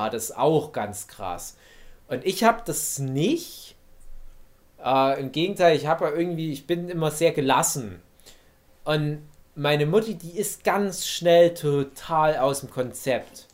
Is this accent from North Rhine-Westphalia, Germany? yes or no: no; Erzgebirge, Saxony, Germany; moved away; in meiner Heimat, meiner alten Heimat